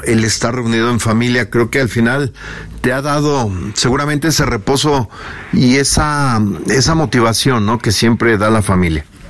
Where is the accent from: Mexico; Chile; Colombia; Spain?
Mexico; como mexicano que somos